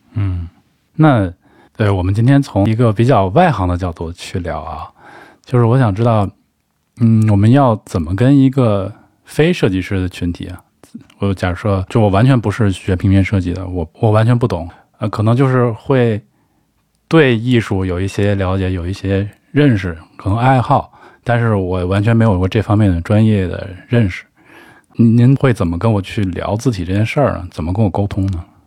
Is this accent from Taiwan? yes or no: no; China; 我中国人看宋体不是更快吗